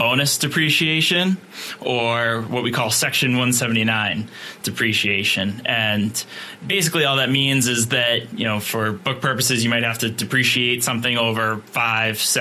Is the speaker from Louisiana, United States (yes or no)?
no; Boston, Massachusetts, United States; I'm from Boston